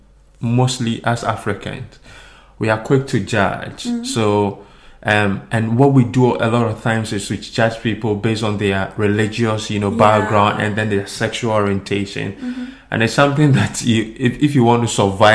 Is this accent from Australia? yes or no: no; Ghana; moved away; We are Ghanaian